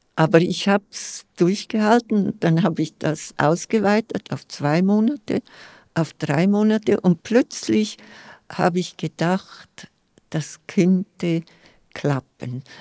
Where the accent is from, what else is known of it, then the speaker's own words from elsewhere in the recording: Scuol, Graubünden, Switzerland; first language Romansh (Vallader); German is a second language; in meiner Kindheit und in meiner Jugend in Schkuhl